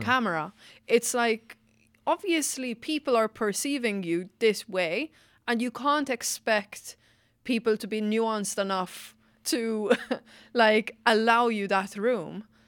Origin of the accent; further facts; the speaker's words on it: Malta; now in Ireland; I'm from Malta